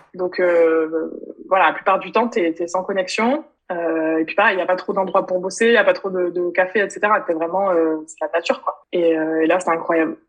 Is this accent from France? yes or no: yes; France; moved away as an adult; also born or lived in London; c'est quand même plus de trois ans que j'ai quitté la France